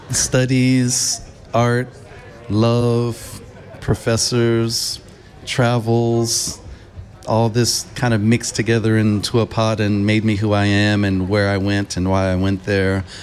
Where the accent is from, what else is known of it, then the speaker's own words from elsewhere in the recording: Los Angeles, California, United States; also born or lived in Bay Area / East Coast; I'm originally from Los Angeles. That's where I was born. That's where I was raised for the most part in my early years. Even though I went to high school in the Bay Area, I also used to live on the East Coast.